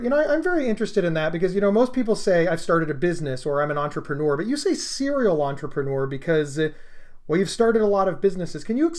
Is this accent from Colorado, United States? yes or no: no; Columbus, Ohio, United States; I'm from Columbus, Ohio